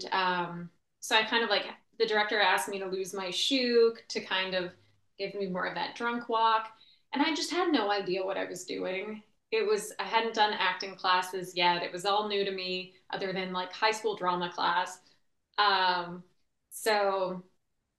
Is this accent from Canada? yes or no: yes; Canada; born or raised there; also born or lived in Ottawa, Ontario